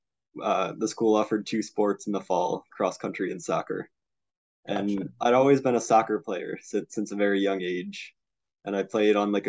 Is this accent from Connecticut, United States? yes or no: yes; Middletown, Connecticut, United States; I'm from Middletown, Connecticut. Went to Middletown High School